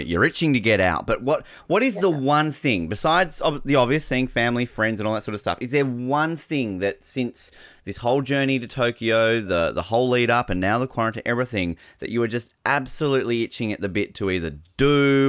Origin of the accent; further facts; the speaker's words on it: Australia; as an Australian, we have a home Olympics in 11 years